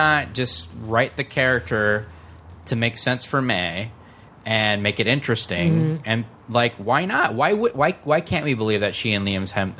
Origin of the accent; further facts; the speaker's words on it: Michigan, United States; moved away; Midwest, originally, Michigan.